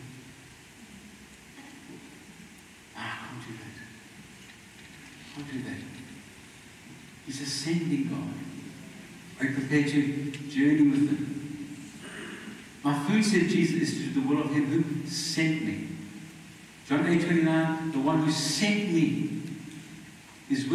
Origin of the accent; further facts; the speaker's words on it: South Africa; I'm Mauritian blood, I believe, but I'm a South African.